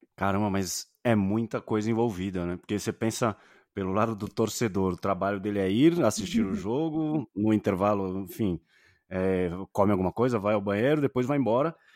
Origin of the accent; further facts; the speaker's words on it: Santos, São Paulo, Brazil; now in São Paulo, Brazil; eu sou de Santos, né? Moro uhum. em São Paulo capital